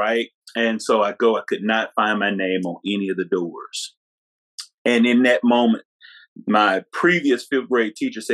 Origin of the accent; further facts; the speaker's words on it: Mississippi, United States; from a little small town in Mississippi